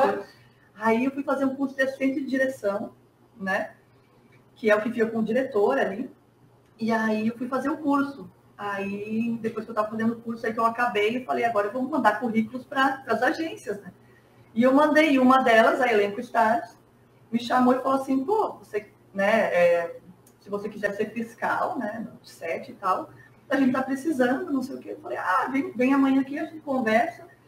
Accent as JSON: {"language": "Portuguese", "town": "Antônio Prado", "region": "Rio Grande do Sul", "country": "Brazil", "also_born_or_lived": "Rio de Janeiro", "moved": "as an adult", "said": "eu saí de Antônio Prado"}